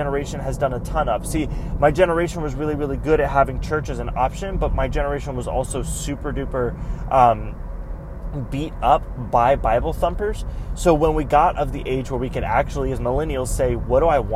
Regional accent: Greenville, South Carolina, United States; also born or lived in Central Florida; now in Florida, United States; I grew up in South Carolina

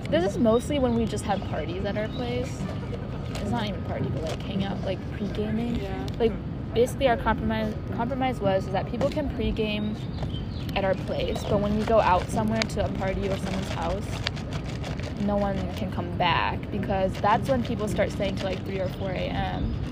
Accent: New Jersey, United States; From New Jersey.

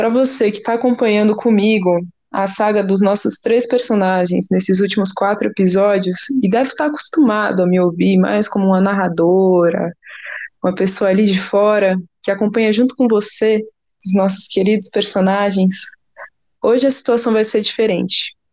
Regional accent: São Paulo, Brazil; also born or lived in Campo Limpo, São Paulo; Eu sou da região do Paraisópolis, zona sul de São Paulo. Me cresci e nasci por lá

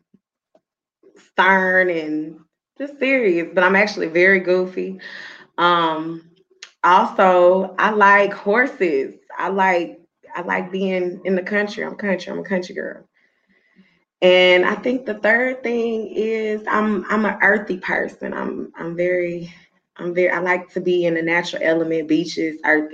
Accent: Houston, Texas, United States; also born or lived in Sugar Land, Texas; I grew up on the South Side, but I also kind of grew up on the North Side. So like I'm, you can catch me anywhere in Houston

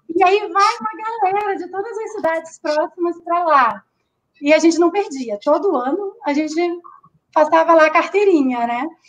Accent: Rio de Janeiro, Brazil; moved away; also born or lived in Rio Grande do Sul; eu sou carioca

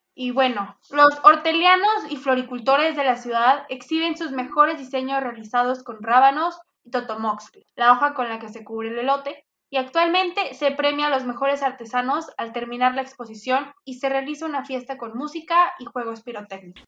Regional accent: Mexico; yo también soy mexicanicísima hasta los huesos

